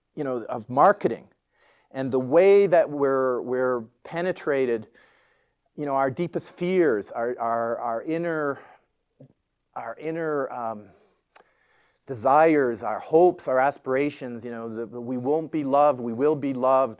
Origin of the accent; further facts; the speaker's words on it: Toronto, Ontario, Canada; I grew up in Toronto.